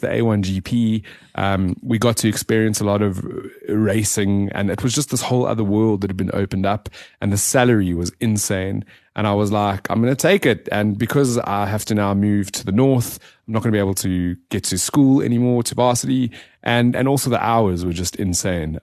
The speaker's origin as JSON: {"language": "English", "town": "Johannesburg", "region": "Gauteng", "country": "South Africa", "tie": "born or raised there", "said": "grew up in the south of Johannesburg"}